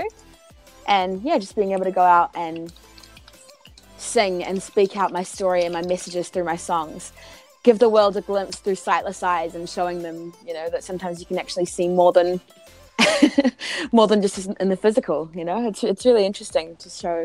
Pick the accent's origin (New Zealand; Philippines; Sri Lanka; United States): New Zealand; also born or lived in Auckland; I am from New Zealand. I am a singer-songwriter based in Auckland.